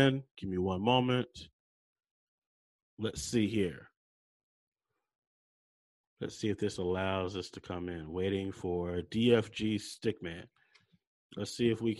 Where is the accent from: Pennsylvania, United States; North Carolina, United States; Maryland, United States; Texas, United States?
North Carolina, United States; Charlotte; I'm from Charlotte, North Carolina